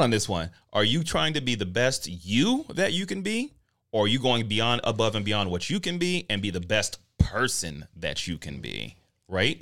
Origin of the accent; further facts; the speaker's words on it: Denver, Colorado, United States; I'm from Denver.